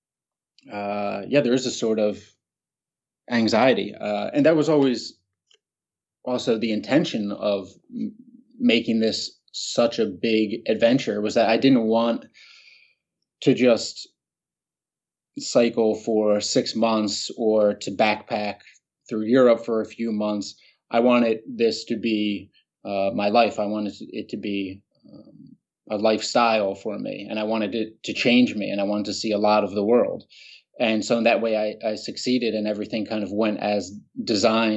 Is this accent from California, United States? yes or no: no; Haddonfield, New Jersey, United States; moved away as an adult; walk over the Ben Franklin Bridge and down the main street, Hadnaf, of my hometown